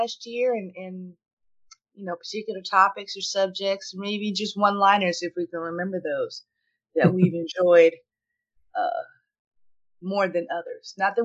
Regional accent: Oklahoma, United States; born and raised in Oklahoma

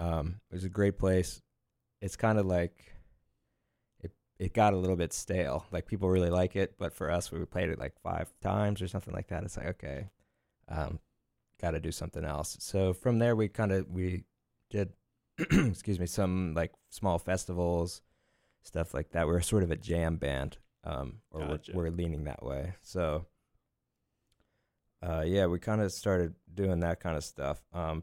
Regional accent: Lititz, Pennsylvania, United States; I'm from Lititz.

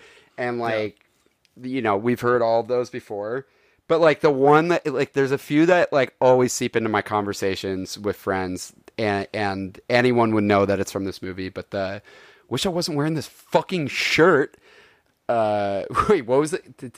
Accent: London, United Kingdom; It's like, I am from London.

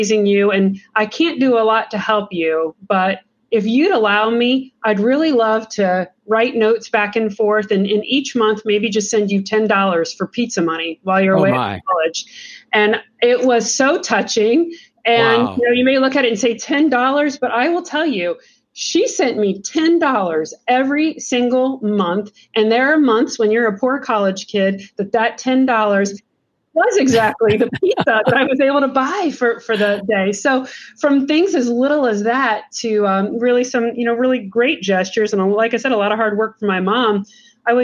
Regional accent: Lancaster, Ohio, United States; I grew up outside Lancaster, Ohio

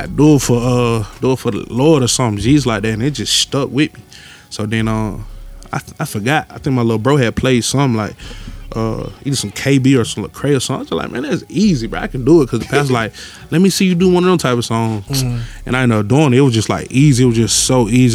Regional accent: Atlanta, Georgia, United States; I grew up all over there

